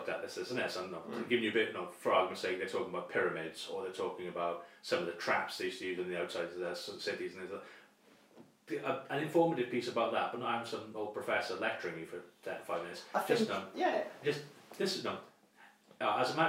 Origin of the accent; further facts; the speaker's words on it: United Kingdom; as a British student of medieval history